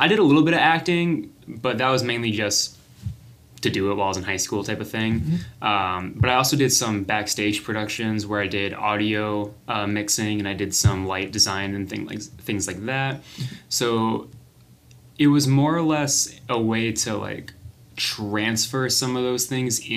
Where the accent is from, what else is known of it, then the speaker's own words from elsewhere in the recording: North Carolina, United States; moved away; I'm originally from North Carolina